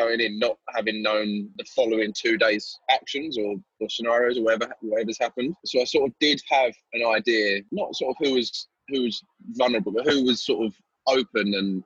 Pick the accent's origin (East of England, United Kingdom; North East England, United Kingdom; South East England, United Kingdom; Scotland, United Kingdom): East of England, United Kingdom; Essex; I'm from Essex.